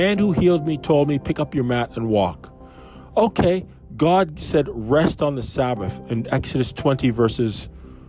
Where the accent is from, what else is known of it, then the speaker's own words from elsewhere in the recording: Canada; I grew up in Canada